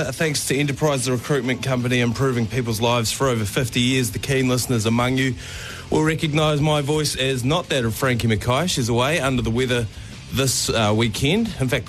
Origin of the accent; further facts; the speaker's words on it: South Canterbury, New Zealand; I'm from down there in South Canterbury. I went to St. Kevin's College in Oamaru.